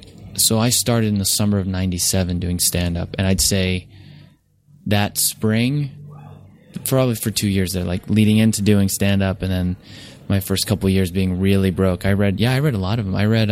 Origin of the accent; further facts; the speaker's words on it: New Jersey, United States; I'm from Jersey Shore, so it's... I just felt at home.